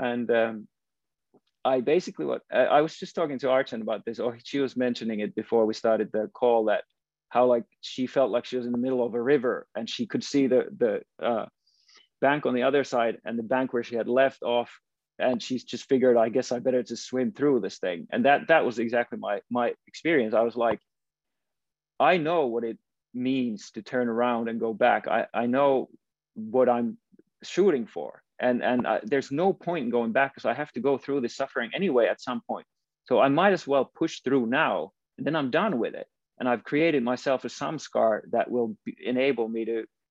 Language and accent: English; Finland; moved away as an adult; I was from Finland